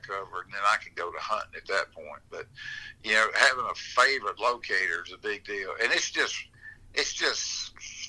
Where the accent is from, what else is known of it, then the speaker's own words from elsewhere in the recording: Natchez, Mississippi, United States; I'm from Natchez, Mississippi